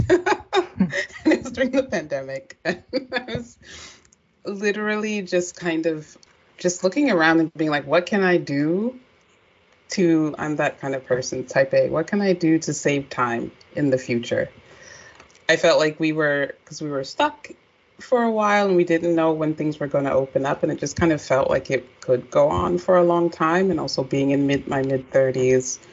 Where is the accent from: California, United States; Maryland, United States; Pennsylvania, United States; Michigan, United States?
Maryland, United States; we're both from Maryland